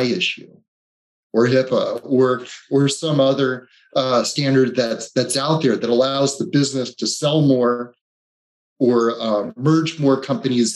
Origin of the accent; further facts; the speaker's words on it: East Coast, United States; also born or lived in Delaware; I grew up on the East Coast